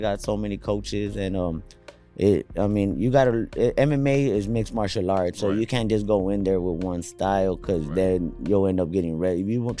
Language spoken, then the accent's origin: English; McAllen, Texas, United States; also born or lived in Edinburg, Texas / Pharr, Texas / San Juan, Texas / Alamo, Texas; I'm from, well, the whole valley. I've been moving around since I was a kid. I was born in McAllen, Texas.